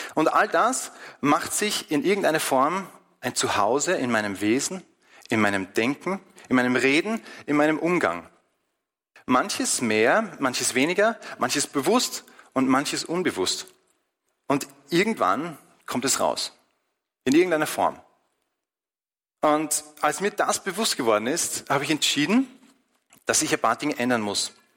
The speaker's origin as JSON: {"language": "German", "country": "Austria", "said": "bei uns in Österreich"}